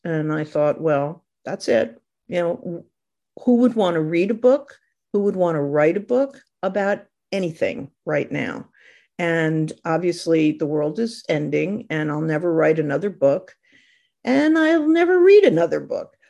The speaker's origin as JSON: {"language": "English", "region": "Connecticut", "country": "United States", "tie": "born or raised there", "also_born_or_lived": "New York", "moved": "yes", "lives_now": "Los Angeles, United States", "said": "I wrote about where I grew up in Connecticut, for a long time while I was living in New York"}